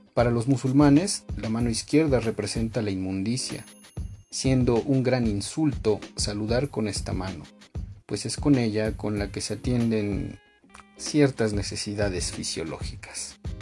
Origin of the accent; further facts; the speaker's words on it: Mexico; aquí mismo en mi país, México